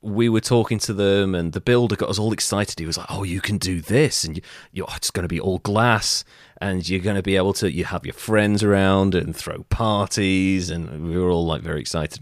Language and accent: English; Wales, United Kingdom; I'm Welsh